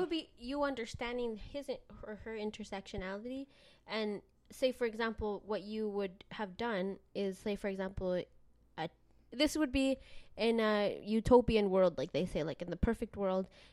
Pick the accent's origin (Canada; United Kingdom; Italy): Canada; also born or lived in Mexico; I was, uh, raised in Canada, but I was born in Mexico and my family is from El Salvador